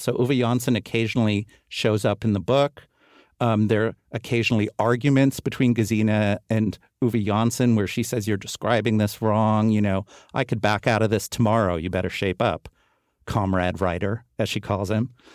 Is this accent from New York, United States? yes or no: yes; New York, United States; I grew up on Riverside Drive, three blocks away from the apartment.